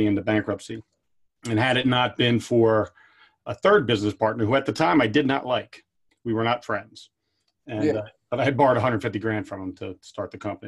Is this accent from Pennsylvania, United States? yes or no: yes; Pottstown, Pennsylvania, United States; Growing up in Pottstown